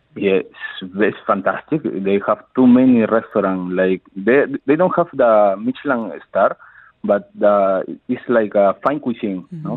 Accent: Ica, Peru; moved away as an adult; also born or lived in Cayman Islands / Spain / Denmark; now in Dubai, United Arab Emirates; I am from the south of the capital. I am from Ica

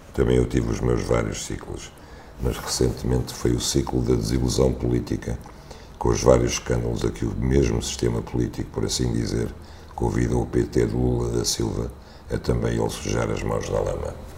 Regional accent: Algarve, Portugal; minha infância no Algarve

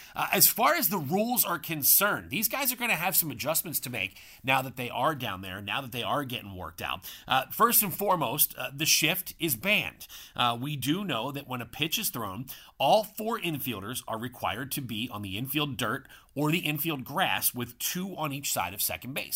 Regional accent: Philadelphia, Pennsylvania, United States; moved away; my hometown of Philadelphia

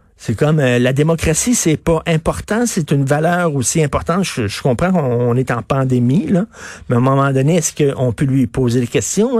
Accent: Quebec, Canada

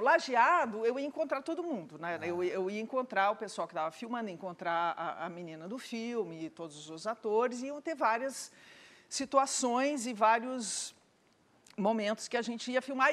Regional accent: South Region, Brazil; moved away; no Sul, minha terra

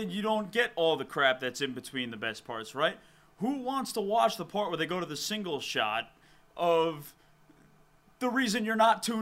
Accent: Chicago, Illinois, United States; now in Philadelphia, United States; like I'm from Chicago. I, I live in Philly now, of course, and the Bears are sometimes on Philly Fox, sometimes not.

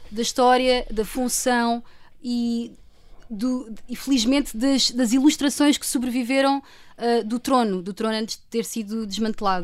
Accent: Lisbon, Portugal; eu sou de Lisboa

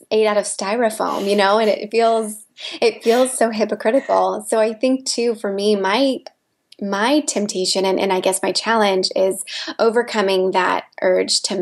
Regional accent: Midwest, United States; moved away as an adult; also born or lived in Los Angeles, United States; I grew up in the Midwest

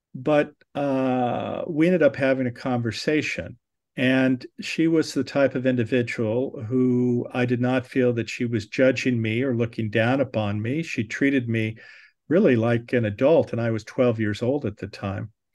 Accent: Southern California, United States; I was born in Southern California.

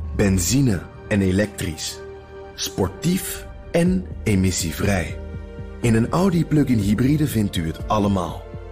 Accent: Netherlands; moved away as an adult; now in New York, United States

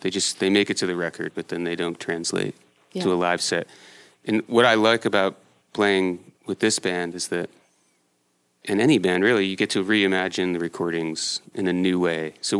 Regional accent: Connecticut, United States; now in Portland, United States; I was born and raised in Connecticut.

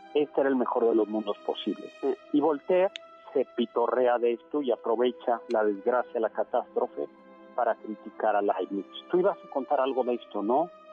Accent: Mexico City, Mexico; somos chilangos y vivimos en el centro

